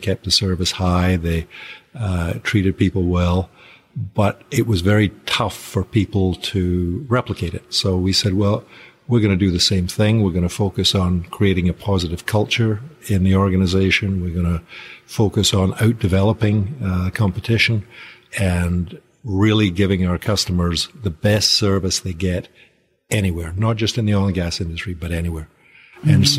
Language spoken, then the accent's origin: English; Nigeria; also born or lived in near Glasgow, United Kingdom; Originally near Glasgow, but I grew up out in Nigeria, so the accent tends to go all over the place.